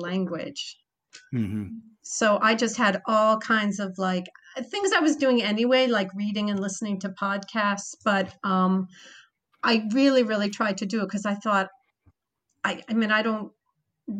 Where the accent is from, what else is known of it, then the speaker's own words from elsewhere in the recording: United States; I'm an American, I'm visiting